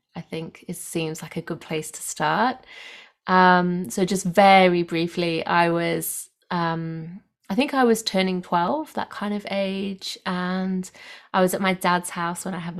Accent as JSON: {"language": "English", "town": "Nottingham", "region": "East Midlands", "country": "United Kingdom", "moved": "yes", "lives_now": "Australia", "said": "I'm coming from the Southern Highlands, south of Sydney in Australia today. I'm from the UK originally, from Nottingham."}